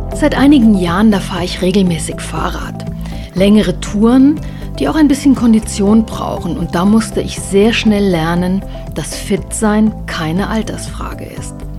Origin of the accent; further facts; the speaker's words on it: Rhine-Main area, Hesse, Germany; now in Upper Franconia, Germany; Als gebürtige Hessin aus dem Rhein-Main-Gebiet